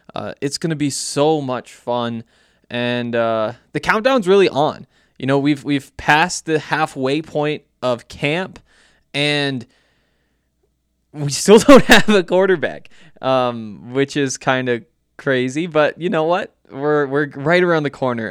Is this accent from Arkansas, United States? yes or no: no; Montana, United States; I'm from Montana, went to the University of Montana